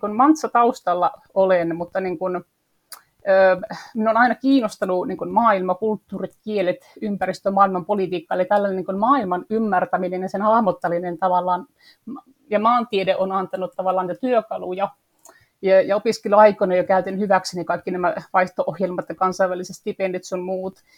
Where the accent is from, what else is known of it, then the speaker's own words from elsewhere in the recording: Torne Valley, Lapland, Finland; moved away as an adult; also born or lived in Sweden / southern Finland; now in Lapland, Finland; Olen täältä Torniolaksosta kotoisin, mä olen Ruotsin puolella syntynyt ja Suomen puolella käynyt kouluun